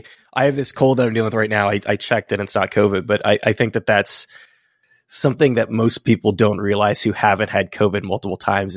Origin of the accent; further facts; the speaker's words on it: Fremont, California, United States; now in New York, United States; I'm in New York now, but I'm from Fremont originally